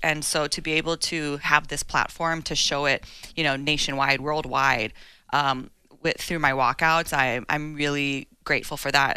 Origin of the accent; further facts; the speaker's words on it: Hawaii, United States; my hometown.